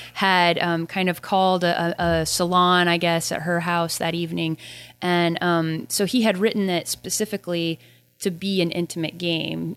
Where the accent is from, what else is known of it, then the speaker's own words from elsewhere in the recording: United States; my Civil War history as an American